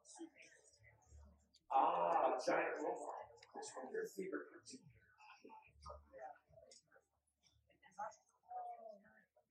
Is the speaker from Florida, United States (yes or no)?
no; Minnesota, United States; When I was a boy, I was growing up in Minnesota.